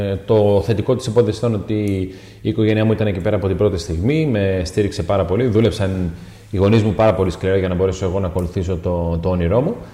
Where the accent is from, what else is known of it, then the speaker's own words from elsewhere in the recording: Cameroon; now in Greece; είμαι από το Καμερούν, είμαι 23 χρονών και αγωνίζομαι στην ομάδα του Αστέρα Tripoli.